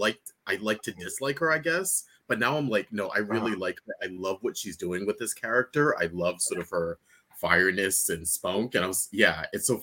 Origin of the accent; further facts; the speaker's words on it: Rhode Island, United States; I'm from Rhode Island